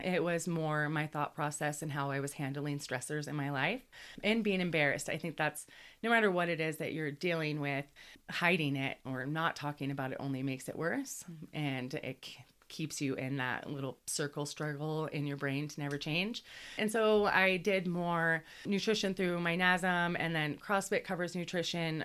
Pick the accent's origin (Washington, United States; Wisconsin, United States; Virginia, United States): Washington, United States; Cle Elum; moved away as an adult; now in Colorado, United States; at Cleellum on the Northwest is where I started growing up in Washington